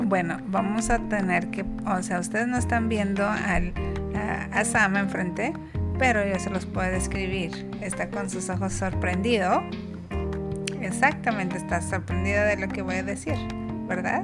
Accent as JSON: {"language": "Spanish", "country": "Mexico", "moved": "yes", "lives_now": "United States", "said": "y yo acá a la mexicana"}